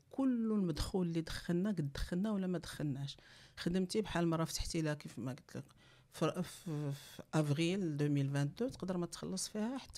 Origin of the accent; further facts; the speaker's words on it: Morocco; علاش بدات لا فيكونداسيون ان فيترو عندنا في المغرب